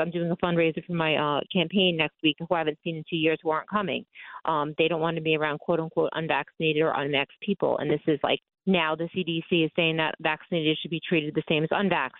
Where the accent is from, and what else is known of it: Long Island, on the borderline of Queens, New York, United States; born or raised there